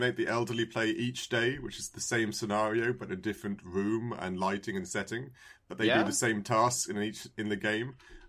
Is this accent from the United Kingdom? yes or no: yes; England, United Kingdom; I'm an English man